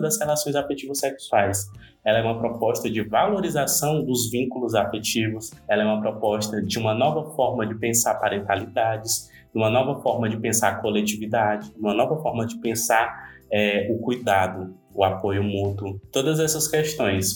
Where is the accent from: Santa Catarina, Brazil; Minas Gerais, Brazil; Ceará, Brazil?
Ceará, Brazil; sou uma pessoa do Nordeste, por exemplo, sou cearense, não estou ali no, Rio, no, Rio, no eixo Rio-São Paulo